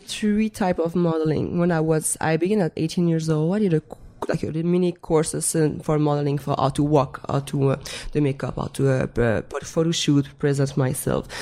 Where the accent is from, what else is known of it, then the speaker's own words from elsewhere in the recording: Montreal, Quebec, Canada; first language French; English is a second language; moved away as an adult; I was um, still living in uh, Montreal back in Canada. I'm French Canadian